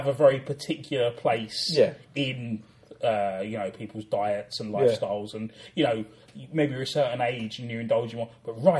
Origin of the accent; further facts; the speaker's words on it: London, United Kingdom; I grew up in South London